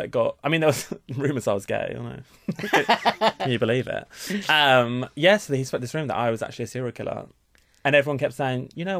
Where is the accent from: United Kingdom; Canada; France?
United Kingdom; Essex, East of England; you're from Essex? And I was like, well, yeah.